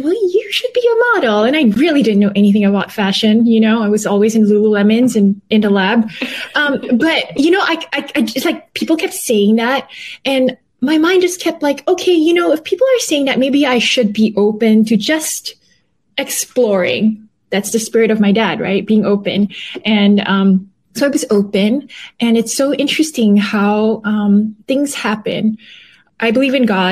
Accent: Malaysia; moved away as an adult; also born or lived in Canada / United States; I was born and raised in Malaysia

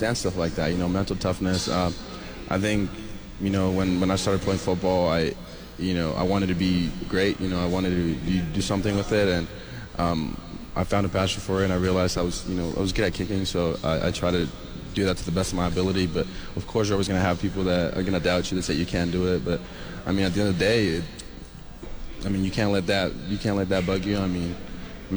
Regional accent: California, United States; moved away as an adult; now in Lubbock, United States; I'm a kid from California, and somehow ended up here in Lubbock, Texas

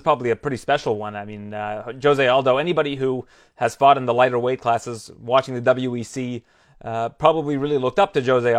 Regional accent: Scarborough, Ontario, Canada; I'm from Scarborough, Ontario, which was voted the most diverse food city in the world

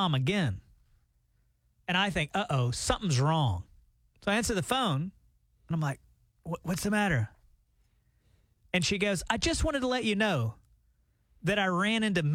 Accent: Alabama, United States; moved away; my hometown in Alabama

